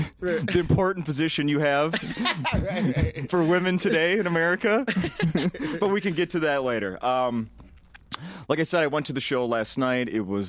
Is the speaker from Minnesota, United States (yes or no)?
yes; St. Paul, Minnesota, United States; I grew up in St. Paul, Minnesota. And I went to school where white was the minority. Like, elementary school through high school. White was the minority.